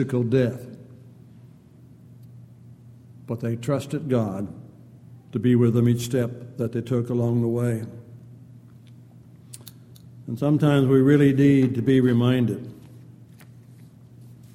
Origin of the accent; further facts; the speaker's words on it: San Diego, California, United States; growing up in San Diego, four of my brother-in-laws were all Navy men.